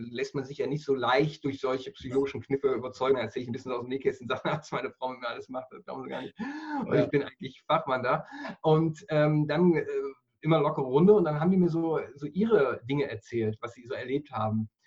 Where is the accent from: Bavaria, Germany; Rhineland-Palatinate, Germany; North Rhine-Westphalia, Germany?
North Rhine-Westphalia, Germany; Ich bin, ich bin in Mal aufgewachsen. Das ist, wenn du weißt, Mal, Ruhrgebiet, das ist die Farbe Königsblau-Weiß.